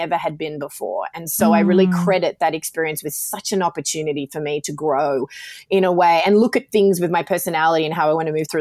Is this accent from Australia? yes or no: yes; Australia; accent: Australian; moved away; I'm Australian, obviously, from my accent, but I've lived all over the world